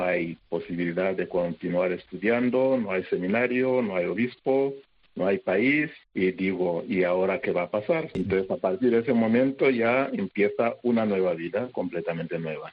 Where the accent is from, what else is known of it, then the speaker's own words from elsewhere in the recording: Rwanda; moved away as an adult; also born or lived in Zaire; yo tenía un concepto de sacerdote, de vida, todo en rosas, porque estaba en mi país